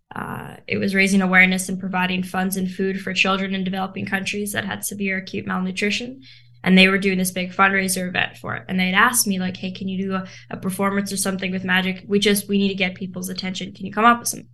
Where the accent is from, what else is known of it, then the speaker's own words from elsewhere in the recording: Vancouver, British Columbia, Canada; also born or lived in South Africa; So we moved here. Um, I went to school here. So my whole life has kind of been in Vancouver.